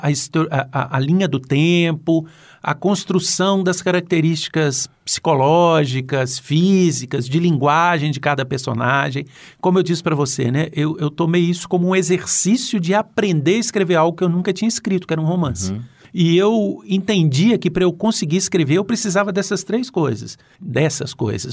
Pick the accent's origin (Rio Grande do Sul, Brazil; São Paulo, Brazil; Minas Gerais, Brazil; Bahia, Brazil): Minas Gerais, Brazil; Eu sou de Minas